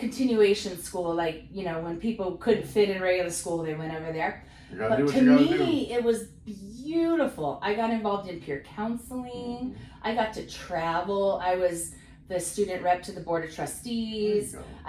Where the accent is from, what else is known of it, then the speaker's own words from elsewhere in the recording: Escondido, California, United States; I was born in Escondido, California.